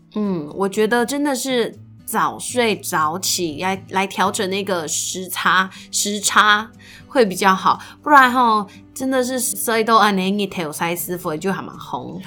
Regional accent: Meinong, Kaohsiung, Taiwan; 我从小就在狗永米农，高雄美农长大

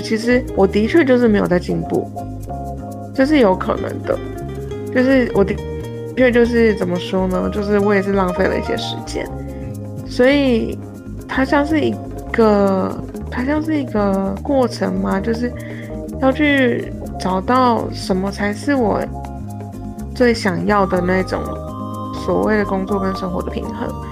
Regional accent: Taiwan; 在台湾我们会觉得讲，所谓讲中文讲得很标准，其实就是北京腔嘛

